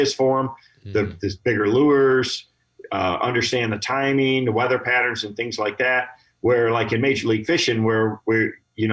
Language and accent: English; Michigan, United States; I grew up here in Michigan